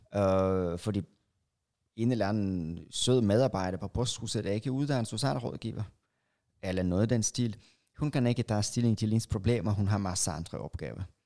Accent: Russia; now in Denmark; jeg er fra Rusland

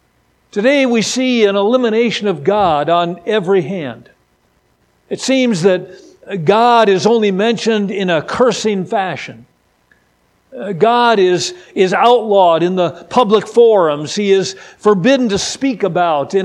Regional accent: Wisconsin, United States; moved away as an adult; now in California, United States; I'm originally from Wisconsin, and thank the Lord for my Midwestern roots.

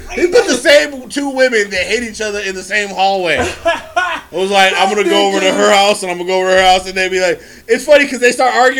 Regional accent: San Francisco, California, United States; I'm from the Bay

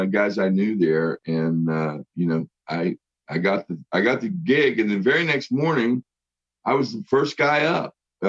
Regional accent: West Virginia, United States; also born or lived in Los Angeles, United States; I live in West Virginia. {S2} Okay. {S1} And this is my home state and back in, you know, around my family and friends. And I'm a couple blocks away from where I went to school, grade school.

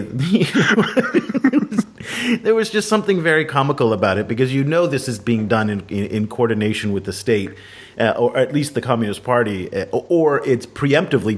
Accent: United States; as an American

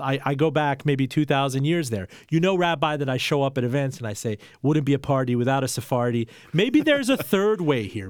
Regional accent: Iran; now in United States; I was born in Iran, and we came to the United States as Jews, uh, fleeing the Islamic

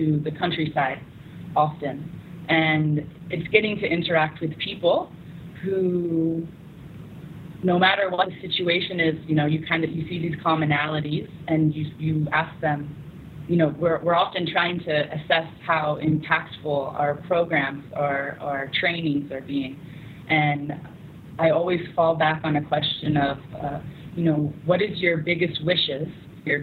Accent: United States; now in South Sudan; you introduce yourself as an American

